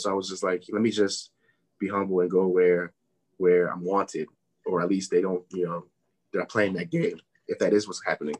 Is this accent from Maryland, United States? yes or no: yes; Forestville, Maryland, United States; moved away as an adult; also born or lived in Durham, North Carolina; I'm from Maryland. Got my home address, like my permanent address in Maryland